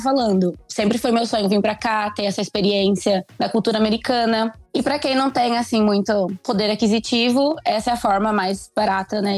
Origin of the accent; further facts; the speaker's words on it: Pindorama, São Paulo, Brazil; eu sou do interior de São Paulo, uma cidadezinha chamada Pindorama